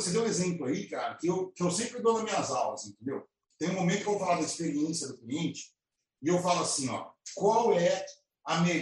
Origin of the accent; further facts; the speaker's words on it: Campinas, São Paulo, Brazil; nós somos de Campinas